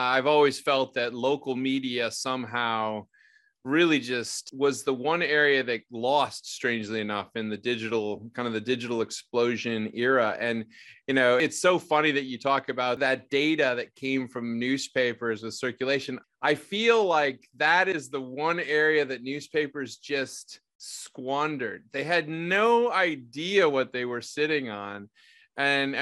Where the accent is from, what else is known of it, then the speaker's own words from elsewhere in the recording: Chicago, Illinois, United States; my hometown, Chicago